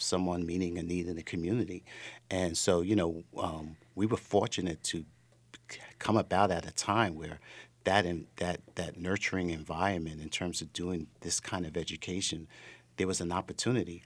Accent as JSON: {"language": "English", "town": "New York City", "region": "New York", "country": "United States", "tie": "born or raised there", "moved": "yes", "said": "I'm from New York originally, and I happened to have grown up at the time hip hop was coming into form. I was that teenager in high school"}